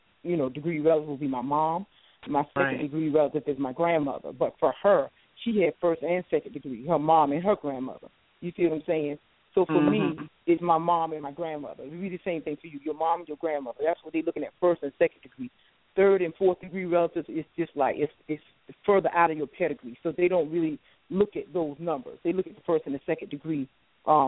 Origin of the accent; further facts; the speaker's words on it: South Carolina, United States; now in Washington, D.C., United States; I'm from the South. I'm originally from South Carolina. I live in the Washington, D.C. area now